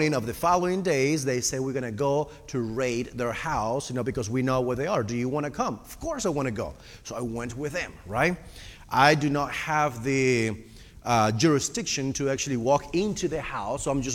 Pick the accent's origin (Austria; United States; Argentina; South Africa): Argentina; English is a second language; moved away; also born or lived in Costa Rica; I am originally from Argentina, which is all the way South America.